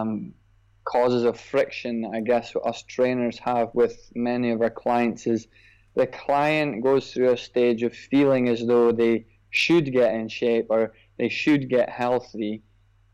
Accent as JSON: {"language": "English", "region": "Scotland", "country": "United Kingdom", "tie": "born or raised there", "moved": "yes", "lives_now": "Dubai, United Arab Emirates", "said": "As you can probably tell from the accent, I grew up in Scotland"}